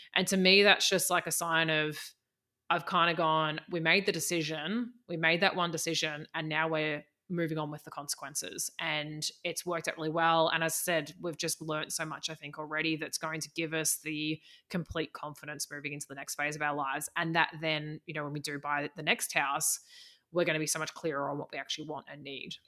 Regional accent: Australia; moved away as an adult; also born or lived in New Zealand; I am Australian, and I lived for about the la, past five years in New Zealand

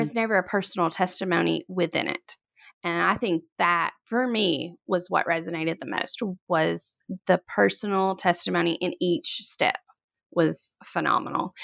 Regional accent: Corinth, Mississippi, United States; I'm from Corinth, Mississippi. It's a very small town. very little goes on here, but flowers are kinda just part of, like, the farming community here, and I grew up a farmer's daughter

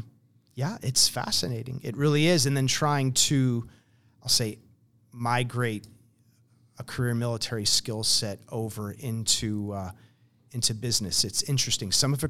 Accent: New Jersey, United States; You know, but no, I grew up in New Jersey. I wrestled in high school.

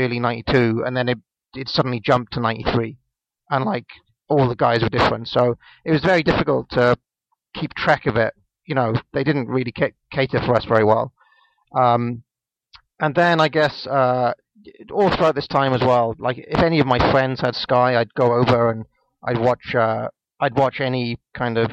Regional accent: a little town in Wales, United Kingdom; now in London, United Kingdom; I'm from a little town in Wales. I live in London now.

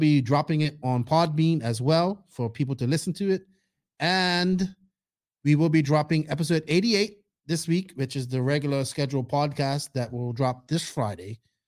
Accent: Bermuda; Bermuda, my hometown

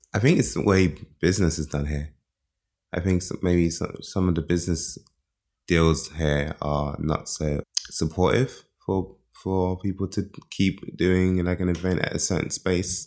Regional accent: London, United Kingdom; moved away as an adult; also born or lived in Nigeria / America; now in Berlin, Germany; I was born in Nigeria, raised in London from when I was one years old

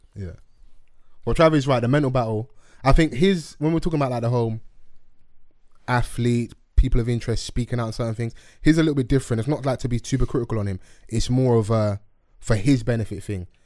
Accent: London, United Kingdom; I grew up in Dulwich

